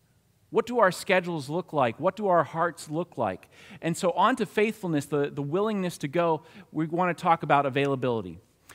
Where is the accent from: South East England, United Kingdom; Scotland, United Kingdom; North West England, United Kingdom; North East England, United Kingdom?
North East England, United Kingdom; Newcastle; And I think that's because I come from Newcastle. Newcastle. Can anything good come out of Newcastle?